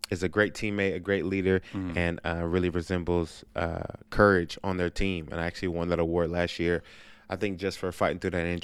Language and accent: English; Inglewood, California, United States; also born or lived in Palmdale; I grew up in Inglewood, California. Then I moved to Palmdale, California, for like my last year of middle school and in high school.